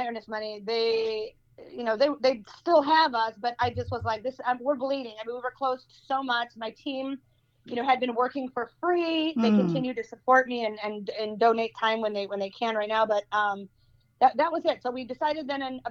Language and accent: English; Wood Dale, Illinois, United States; moved away as an adult; also born or lived in Chicago, Illinois; now in Twin Lakes, Wisconsin, United States; I was born and raised in Wooddale, Illinois